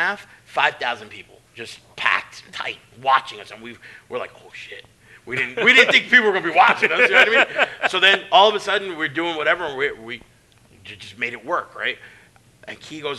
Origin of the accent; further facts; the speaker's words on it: New York City, New York, United States; moved away; I grew up in Bay Ridge, and I hung around Bensonhurst